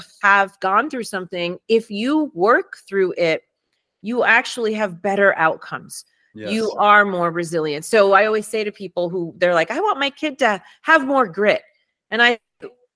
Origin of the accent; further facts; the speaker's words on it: New York City, New York, United States; first language Spanish; English is a second language; moved away; also born or lived in Harlem / South Bronx; I was born in Harlem. I was raised in Washington Heights and I spent most of my time in the South Bronx.